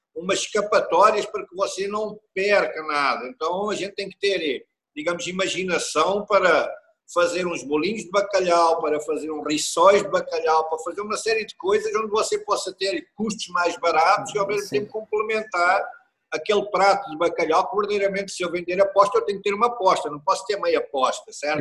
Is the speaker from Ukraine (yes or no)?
no; Coimbra region, Centro, Portugal; also born or lived in Switzerland; now in Brazil; Eu sou originário da região de Coimbra, a minha família vem toda uhum. da região de Coimbra